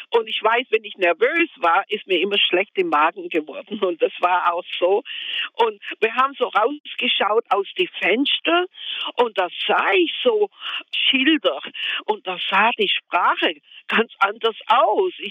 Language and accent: German; Germany; Und vorher wollten wir nie auswandern, nie. Wir haben gesagt, wir sind Deutsche. Papa war ein äh, schwer kriegsbeschädigt und eisernen Kreuz.